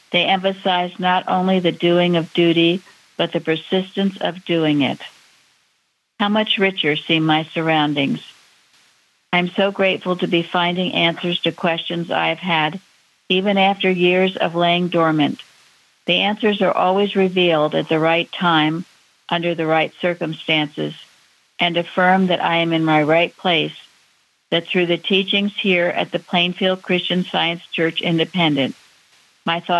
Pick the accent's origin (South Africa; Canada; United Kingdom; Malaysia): United Kingdom; Northern Ireland; gratitude helped to end the conflict in Northern Ireland and to bring peace and harmony to my hometown.